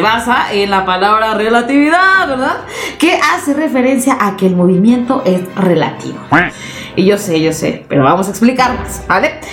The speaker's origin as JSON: {"language": "Spanish", "country": "Mexico", "said": "nosotros mismos como mexicanos"}